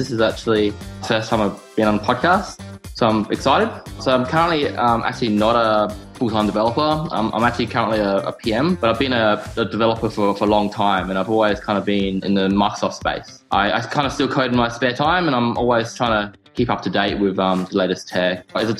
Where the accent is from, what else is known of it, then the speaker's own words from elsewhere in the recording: Canberra, Australian Capital Territory, Australia; So I'm from Australia. I'm actually from a small town in Australia called Canberra. It's actually the capital of Australia, but it's only got like 400,000 people.